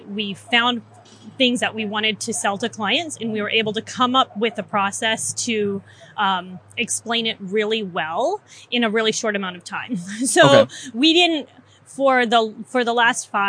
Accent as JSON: {"language": "English", "region": "Mississippi", "country": "United States", "moved": "as an adult", "lives_now": "Washington, D.C. area, United States", "said": "I am a Southern girl. I'm transplanted from Mississippi, moved to the D.C. area when I married my husband almost 9 years ago."}